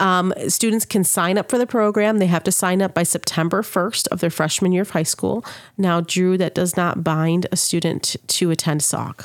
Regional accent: Saginaw, Michigan, United States; moved away as an adult; now in Sauk Valley, United States; I'm originally born in Michigan, Saginaw, Michigan, to be exact

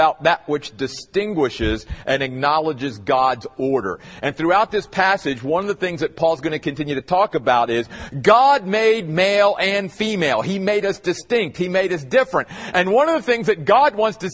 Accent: Eastern United States, United States; moved away; I grew up in the Church of the Brethren back east

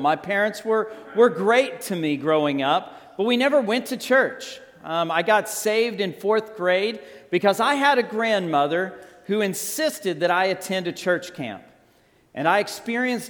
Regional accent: Texas Panhandle, United States; now in Scottsdale, United States; I grew up in the Texas Panhandle

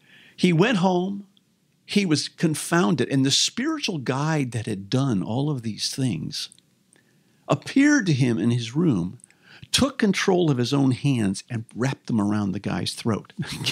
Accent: St. Louis, Missouri, United States; I grew up in St. Louis.

